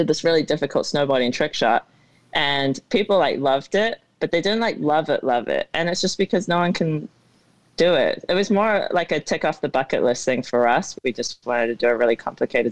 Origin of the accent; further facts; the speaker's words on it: New Zealand; now in Arizona, United States; growing up in New Zealand